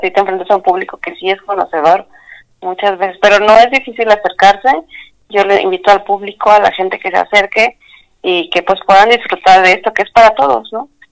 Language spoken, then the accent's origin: Spanish; Tultepec, State of Mexico, Mexico; Yo soy originaria del Estado de México, nací en Tultepec